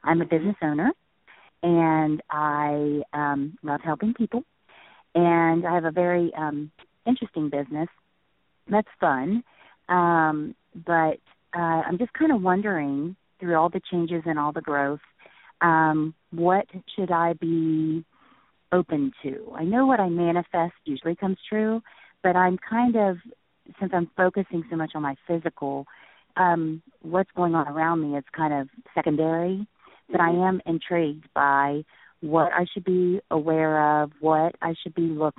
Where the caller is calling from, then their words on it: Ohio, United States; I'm calling from Ohio.